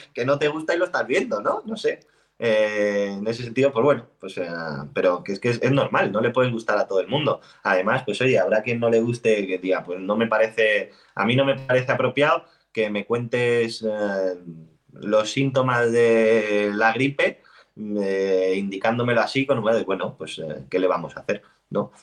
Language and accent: Spanish; Spain; soy español, español de España.